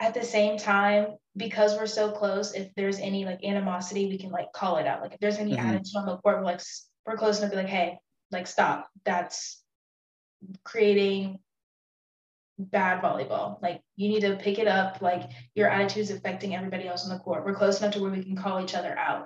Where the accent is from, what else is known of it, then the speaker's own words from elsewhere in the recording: Houston, Texas, United States; I'm from Houston